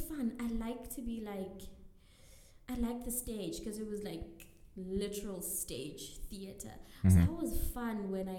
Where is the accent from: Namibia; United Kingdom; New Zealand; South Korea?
Namibia; Windhoek, Khomas; also born or lived in Cape Town; born and bred in Windhoek.